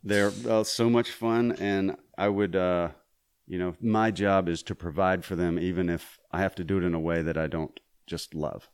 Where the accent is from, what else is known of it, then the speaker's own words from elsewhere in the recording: Mississippi, United States; I grew up in Mississippi